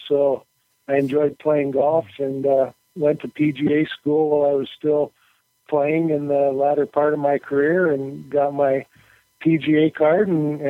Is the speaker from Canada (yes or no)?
yes; Edmonton, Alberta, Canada; now in Kalamazoo, United States; I grew up in Edmonton, Alberta.